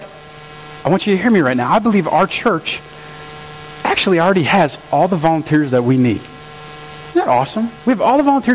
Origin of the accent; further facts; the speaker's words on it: St. Francis, United States; we're in St. Francis, and I'm from St. Francis